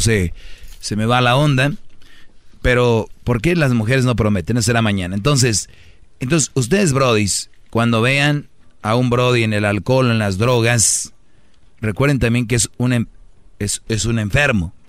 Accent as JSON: {"language": "Spanish", "country": "Mexico", "said": "los mexicanos nos reímos de la muerte"}